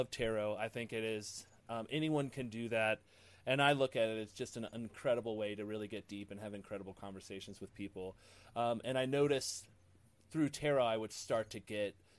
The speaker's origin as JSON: {"language": "English", "region": "Ohio", "country": "United States", "tie": "born or raised there", "said": "I grew up in Ohio, really close to the Underground Railroad."}